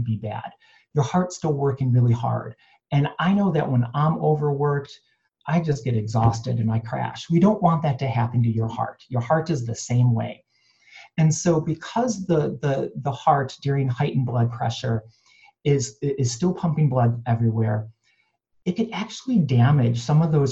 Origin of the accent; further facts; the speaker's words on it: Cleveland, Ohio, United States; also born or lived in New York City; now in Los Angeles, United States; I was born and raised in Cleveland